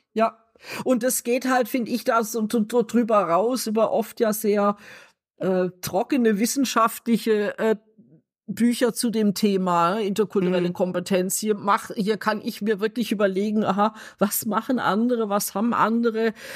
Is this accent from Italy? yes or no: no; Germany; ich mich als Deutsche